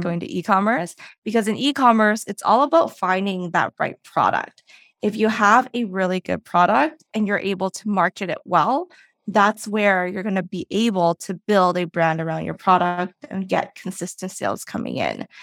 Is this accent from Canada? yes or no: yes; Vancouver, British Columbia, Canada; moved away as an adult; now in Toronto, Canada; Vancouver is where I originally grew fo-, uh, grew up